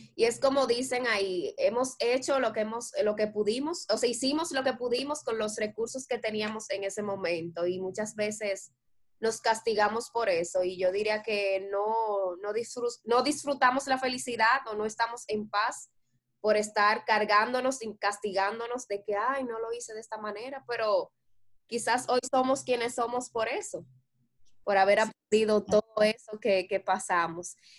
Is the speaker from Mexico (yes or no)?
no; Dominican Republic; nosotros como dominicanos